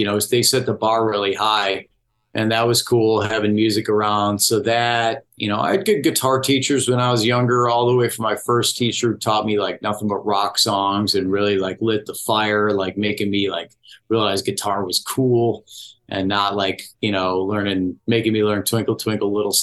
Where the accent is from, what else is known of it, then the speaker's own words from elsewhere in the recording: Orland Park, Illinois, United States; I grew up in Orland Park